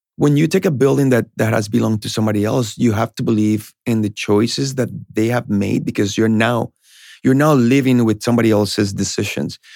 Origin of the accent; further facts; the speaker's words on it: Colombia; English is a second language; now in Boston, United States; I was born in Colombia. I, I got to United States to Boston in the early nineties